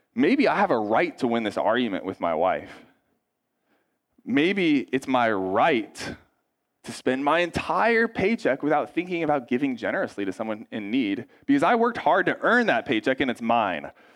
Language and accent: English; United States; us as American Christians